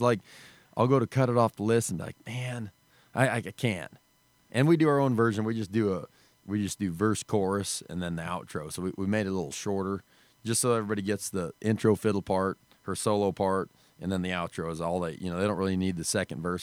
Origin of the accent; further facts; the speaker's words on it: Wyoming, United States; we grew up in Wyoming. There's no music scene